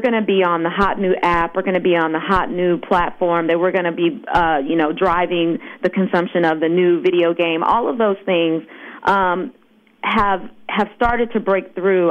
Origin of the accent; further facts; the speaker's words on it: Los Angeles, California, United States; growing up in Los Angeles, which is where I'm based